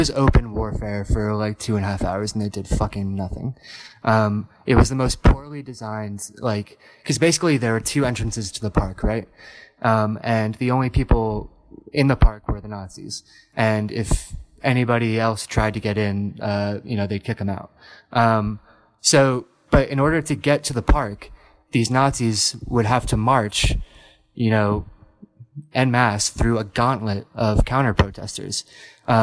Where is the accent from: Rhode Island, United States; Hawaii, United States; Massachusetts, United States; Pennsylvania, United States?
Pennsylvania, United States; Gettysburg; I was in Gettysburg, which is actually my hometown